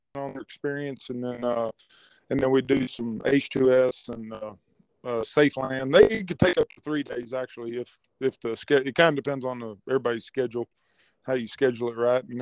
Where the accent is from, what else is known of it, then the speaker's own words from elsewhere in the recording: Odessa, Texas, United States; Where were you born? Odessa